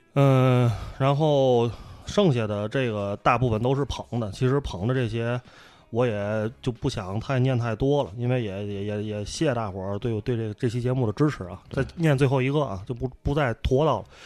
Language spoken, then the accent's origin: Chinese; Tianjin, China; 咱们天津人